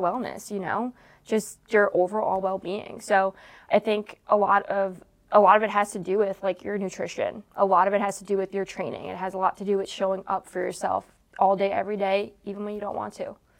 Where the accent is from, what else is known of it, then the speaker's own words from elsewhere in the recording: Long Island, New York, United States; growing up in Long Island